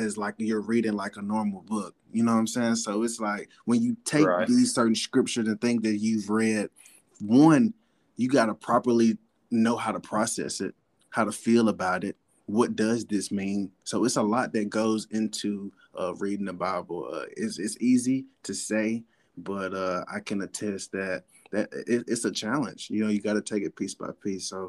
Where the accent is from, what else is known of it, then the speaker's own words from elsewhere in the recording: Columbus, Mississippi, United States; I'm from Columbus down the road, so I know Caledonia.